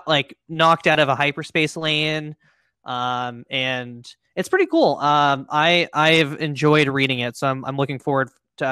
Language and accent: English; United States; I'm an American